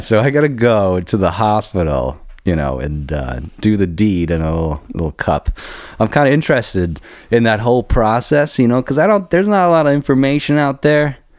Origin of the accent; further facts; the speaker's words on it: Heidelberg, Baden-Württemberg, Germany; moved away; I was born in, I, uh, Heidelberg, Germany, where the biggest American base